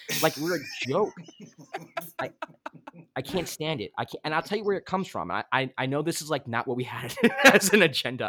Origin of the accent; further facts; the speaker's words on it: New York, United States; I'm a New Yorker.